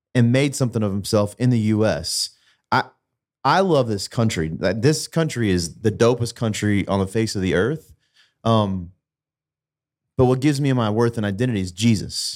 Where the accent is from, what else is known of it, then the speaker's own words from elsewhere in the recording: United States; as an American culturally